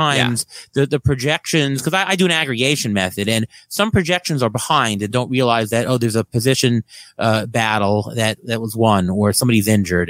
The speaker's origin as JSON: {"language": "English", "town": "New York City", "region": "New York", "country": "United States", "tie": "born or raised there", "said": "I grew up in Queens. I grew up, uh, about two blocks from Saint John's University"}